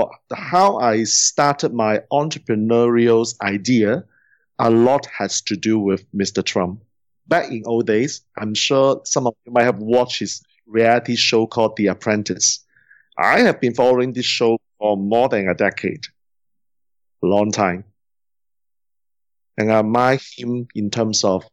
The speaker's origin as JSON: {"language": "English", "country": "Singapore", "said": "I'm from Singapore"}